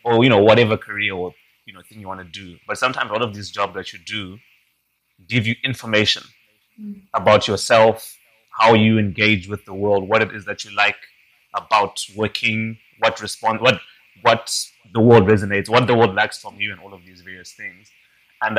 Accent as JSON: {"language": "English", "country": "Zimbabwe", "also_born_or_lived": "Scotland", "moved": "as an adult", "said": "I'm Zimbabwean."}